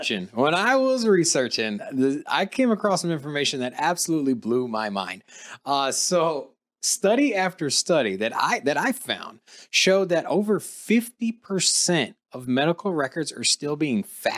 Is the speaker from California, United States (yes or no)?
no; Norfolk, Virginia, United States; now in Las Vegas, United States; I'm from Virginia as well. I'm from Norfolk, Virginia. I grew up there. My dad is 20 years retired in the Navy. So, that's hometown for me.